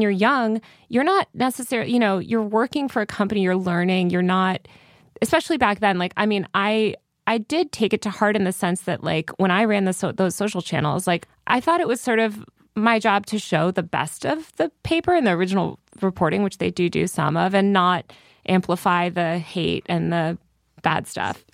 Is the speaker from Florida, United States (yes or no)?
no; Connecticut, United States; born or raised there; moved away; also born or lived in New York City